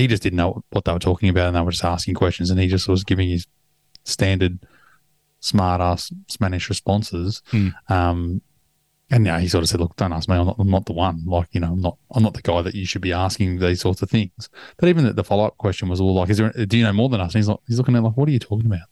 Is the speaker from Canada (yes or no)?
no; Australia; I'm an Aussie.